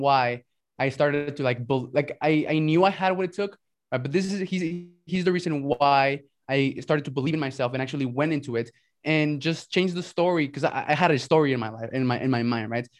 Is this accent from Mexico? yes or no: yes; Mexico; also born or lived in United States; So I'm from Mexico and right. I lived in Mexico but went to school in the US.